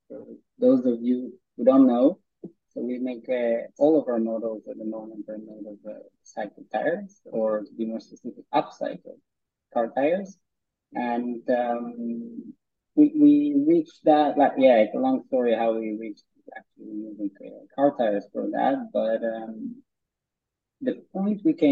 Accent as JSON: {"language": "English", "area": "a small village in the north of Israel", "region": "Northern District", "country": "Israel", "tie": "born or raised there", "said": "we grew up in Anurim, which is a small village in the north of Israel."}